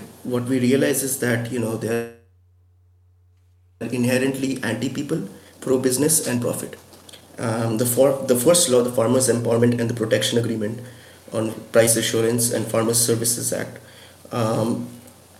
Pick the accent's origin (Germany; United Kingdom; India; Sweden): India; Kolkata, West Bengal; moved away as an adult; now in Arlington, United States; I'm from Kolkata, India, and I've been part of some student orgs over there